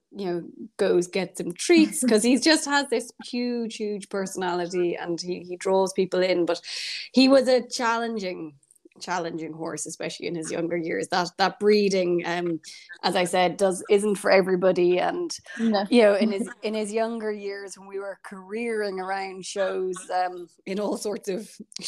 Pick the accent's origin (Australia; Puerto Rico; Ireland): Ireland; Kilteel, County Kildare; I grew up in Kildare in Ireland, in a village called Kilteel. On the family farm.